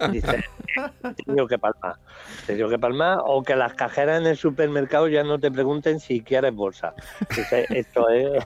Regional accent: Jaén, Andalusia, Spain; por Jaén, por supuesto, por mi tierra

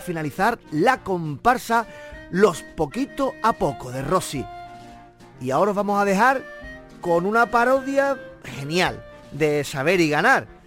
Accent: Barbate, Andalusia, Spain; el coro de mi pueblo, el coro de Barbate

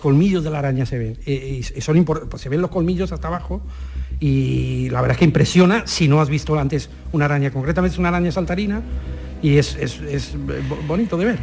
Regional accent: Madrid, Community of Madrid, Spain; moved away as an adult; also born or lived in Almáchar, Málaga; nací en Madrid

